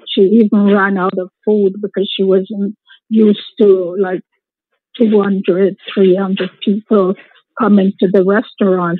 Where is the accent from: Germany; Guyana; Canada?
Guyana; moved away; We're from Guyana